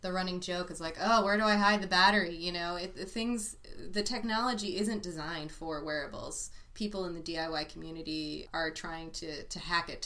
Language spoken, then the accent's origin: English; San Francisco, California, United States; moved away as an adult; also born or lived in New York; I grew up in San Francisco, as you said, and I returned to San Francisco after about 10 years back east for both school and working